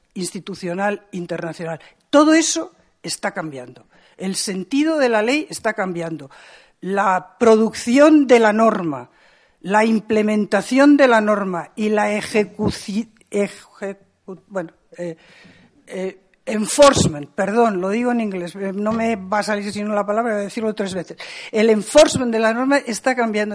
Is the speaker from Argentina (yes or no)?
no; Spain; tengo memoria de la transición y yo soy española